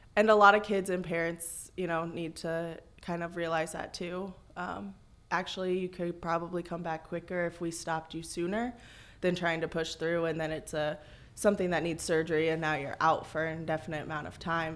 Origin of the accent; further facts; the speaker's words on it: Galva, Illinois, United States; I'm local. I'm from Galva, so grew up there